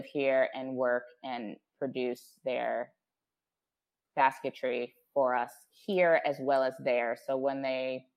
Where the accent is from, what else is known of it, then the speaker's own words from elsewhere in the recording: New Jersey, United States; moved away as an adult; now in Ghana; I was born and raised in New Jersey in the U.S. and my father is Ghanaian, but my mom is African-American.